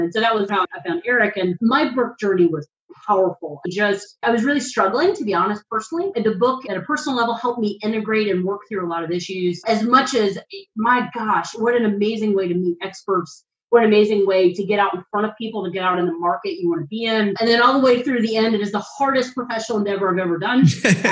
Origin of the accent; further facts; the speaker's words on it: North Carolina, United States; moved away as an adult; now in Washington, D.C., United States; I'm from North Carolina. I spent most of my adult life here until about 5 years ago, and I moved to Washington, D.C.